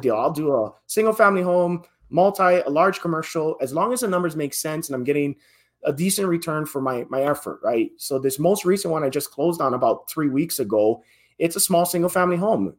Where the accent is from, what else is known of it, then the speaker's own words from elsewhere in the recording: Hawaii, United States; born and raised in Hawaii, and that's where I, I held my, my job then